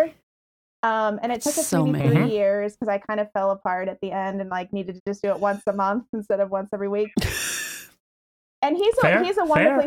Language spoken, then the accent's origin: English; Northern Kentucky, United States; moved away; I'm from Northern Kentucky, but it's right next to Cincinnati